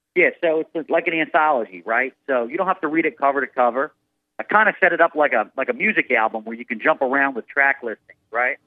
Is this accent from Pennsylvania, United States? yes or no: yes; Philadelphia, Pennsylvania, United States; now in Washington, D.C., United States; I'm from Philadelphia